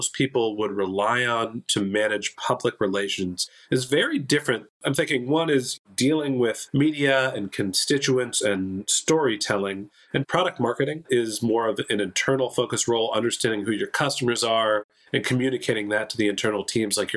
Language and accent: English; Bay Area, California, United States; moved away; Originally, I'm from the Bay Area, close to where Oracle's headquarters are